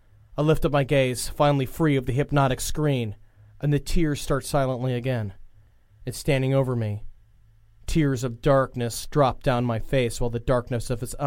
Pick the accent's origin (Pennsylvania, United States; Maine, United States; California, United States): California, United States; Los Angeles; 35 years old. I'm from Los Angeles, California.